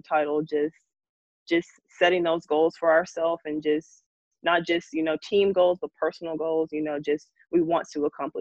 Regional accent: Memphis, Tennessee, United States; born or raised there; moved away as an adult; now in Little Rock, United States

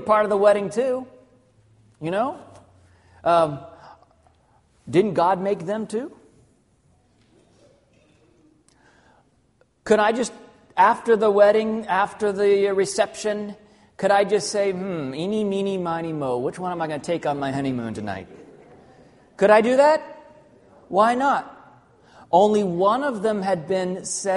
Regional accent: Arkansas, United States; also born or lived in Southern California; even though I was born in Southern California, most of my life, I lived in Arkansas.

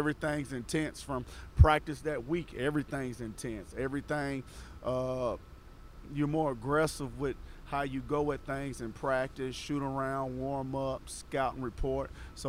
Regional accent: Clarksville, Tennessee, United States; I'm from Clarksville

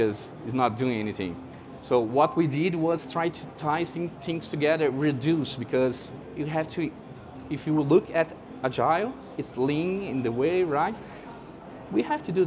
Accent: Brazil; I'm from Brazil.

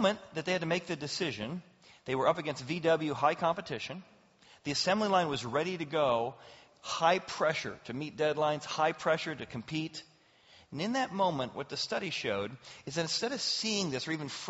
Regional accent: Ireland; and of course I'm angry. I'm Irish.

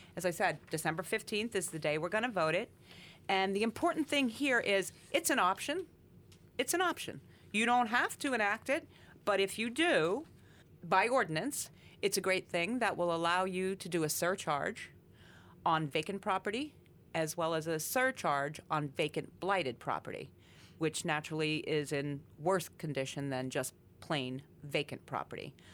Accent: Coal Region, Pennsylvania, United States; I was born and raised in the Cole region

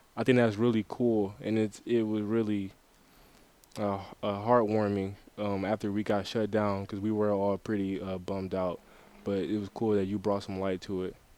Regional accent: Detroit, Michigan, United States; now in Mount Pleasant; I'm from Detroit, Michigan, so that that had a lot to do with where I ended up, but I went to Orchard Lake St. Mary's

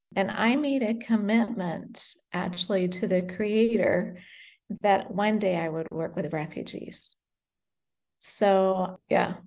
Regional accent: United States; moved away as an adult; also born or lived in Great Britain / Indonesia; now in Beirut, Lebanon; I was born in Great Britain and we moved to America when I was five and lived in America until we moved

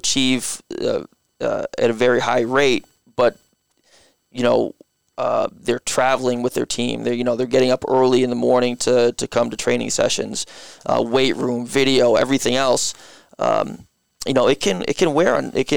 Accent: Guilford, Connecticut, United States; I grew up in Guilford

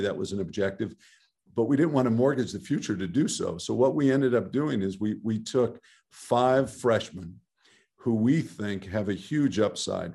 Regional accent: Southern California, United States; I grew up in Southern California

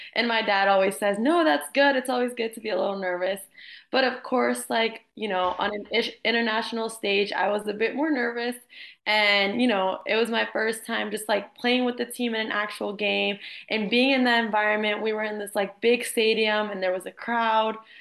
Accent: Jacksonville, Florida, United States; also born or lived in Miami; I'm from Jacksonville. I played here at the club Armada um, all my years through elementary, middle, and high school

